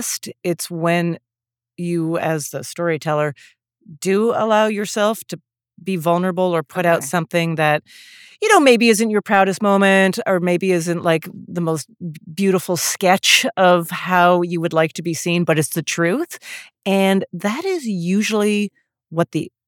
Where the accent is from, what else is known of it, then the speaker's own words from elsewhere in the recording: Calgary, Alberta, Canada; moved away as an adult; also born or lived in Montreal / Toronto; now in New York, United States; I was raised Jewish in Calgary, Alberta, or so I thought. Then I moved to New York